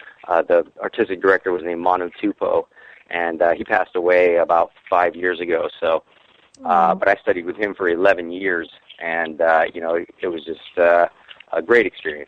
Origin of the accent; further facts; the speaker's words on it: Arkansas, United States; Oh, I'm from Arkansas originally.